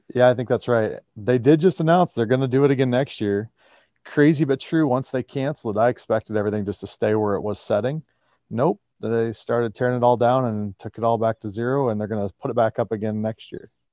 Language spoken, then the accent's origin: English; Iowa, United States; my home state of Iowa